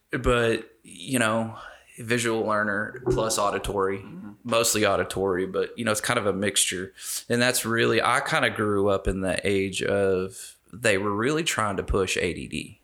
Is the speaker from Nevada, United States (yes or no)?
yes; Las Vegas, Nevada, United States; I was born in Las Vegas.